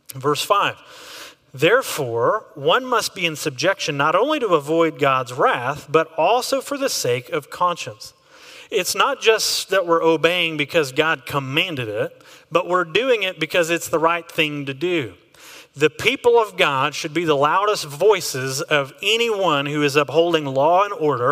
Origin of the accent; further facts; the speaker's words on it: Texas, United States; I am an American, which gives me a very unique flavor when I'm looking at government. But I'm also a Texan, which gives a whole other flavor.